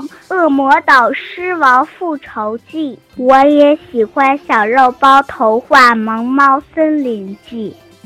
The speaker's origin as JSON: {"language": "Chinese", "town": "Tongliao", "region": "Inner Mongolia", "country": "China", "said": "我今年七周岁了，我来自内蒙古通辽"}